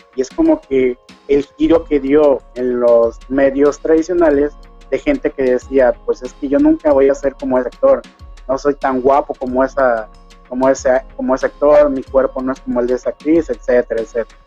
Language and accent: Spanish; Mexico; accent: Mexican; moved away as an adult; now in Ecuador; Mi esposa es de aquí de Ecuador, yo soy mexicano